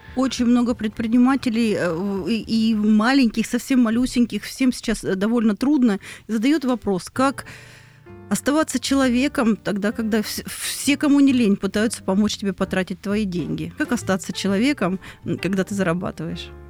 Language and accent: Russian; Rostov Oblast, Russia; Я из Ростовской области